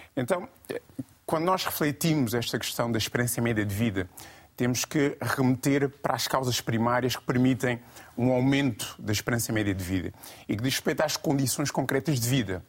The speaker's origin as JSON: {"language": "Portuguese", "country": "Guinea-Bissau", "said": "enquanto guineense, enquanto panafricanista"}